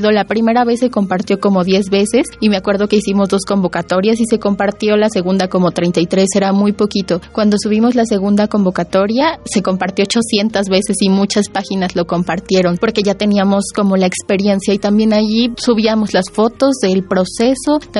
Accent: Santa María Tlahuitoltepec, Oaxaca, Mexico; born or raised there; moved away as an adult; now in Mexico City, Mexico

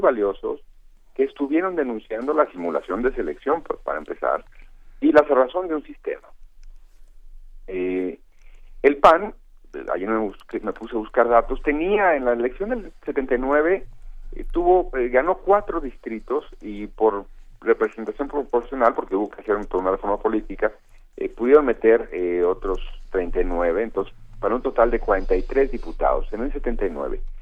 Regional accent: Jalisco, Mexico; moved away; allá en mi estado

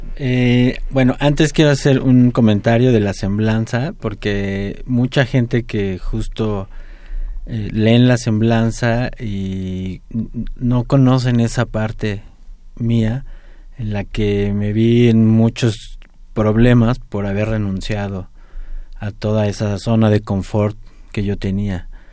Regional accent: Mexico City, Mexico; soy muy feliz de, ser contraerense, ahí nací

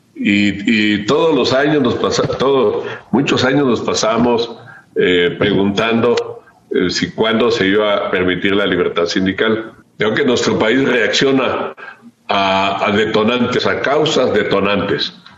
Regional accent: Chiapas, Mexico; yo soy de Chiapas, he hecho vida pública en Chiapas

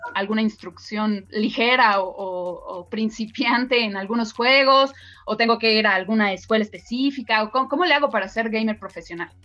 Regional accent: Mexico

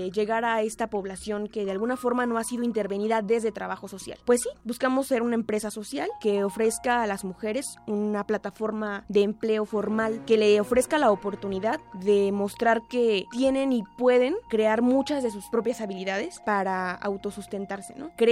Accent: Chalco, State of Mexico, Mexico; Nací en el Estado de México, en el municipio de Chalco.

